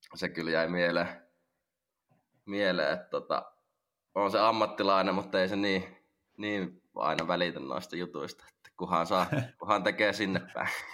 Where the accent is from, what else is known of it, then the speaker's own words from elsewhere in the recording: Lahti, Päijät-Häme, Finland; mä oon Lahesta, Lahesta kotoisin täällä syntynyt